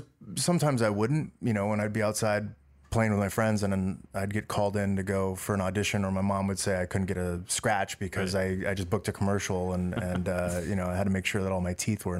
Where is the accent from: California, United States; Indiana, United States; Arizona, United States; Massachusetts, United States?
California, United States; Los Angeles; first language Dutch; Born and raised in Los Angeles in the Valley, Panorama City, which is close by Sun Valley, so deep valley.